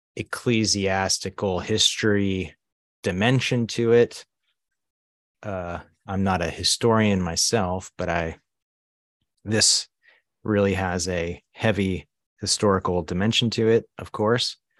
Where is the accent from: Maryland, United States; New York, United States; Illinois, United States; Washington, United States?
Maryland, United States; Baltimore; moved away as an adult; also born or lived in Asia / Budapest, Hungary / Susquehanna Valley, Pennsylvania; now in Pennsylvania, United States; I was born and raised in Baltimore, Maryland. Largely grew up there